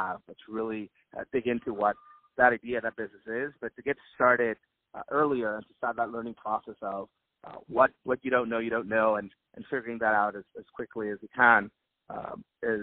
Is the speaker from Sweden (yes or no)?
no; Guayama, Puerto Rico; I grew up in Guayama, Puerto Rico